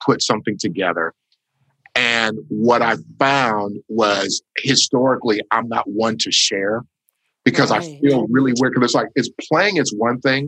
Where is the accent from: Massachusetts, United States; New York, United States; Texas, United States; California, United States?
California, United States; Los Angeles; I was born in a little village called Los Angeles, California